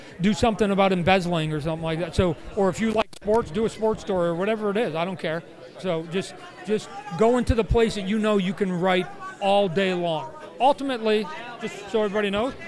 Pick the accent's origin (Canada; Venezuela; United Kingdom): Canada; a Canadian, privileged white Canadian kid